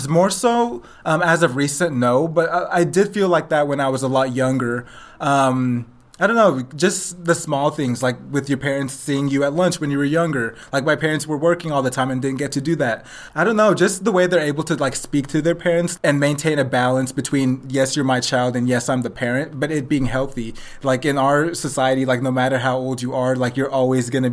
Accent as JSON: {"language": "English", "country": "Nigeria", "said": "I'm Nigerian"}